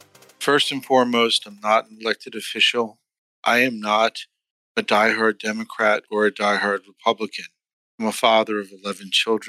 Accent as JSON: {"language": "English", "town": "New York City", "region": "New York", "country": "United States", "tie": "born or raised there", "said": "I was born in Queens, New York"}